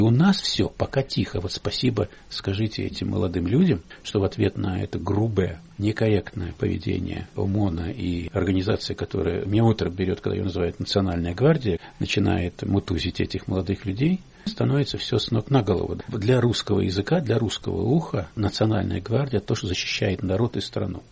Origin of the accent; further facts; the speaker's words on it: Russia; у меня на родине, моей России.